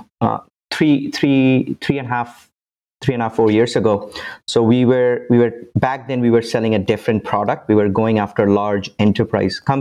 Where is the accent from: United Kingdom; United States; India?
India; moved away as an adult; now in Canada; I'm originally from India. I moved to Canada about 16 years ago for my university.